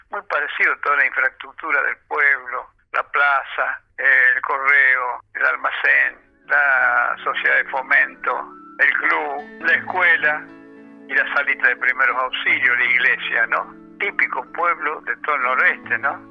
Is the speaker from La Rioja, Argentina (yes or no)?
yes; La Rioja, Argentina; also born or lived in Chuquis; Yo nací en La Rioja, ciudad, y Chucky es mi lugar de adopción, es mi, lugar el que más hondamente siento cuando me alejo y el que más me alegro cuando llego.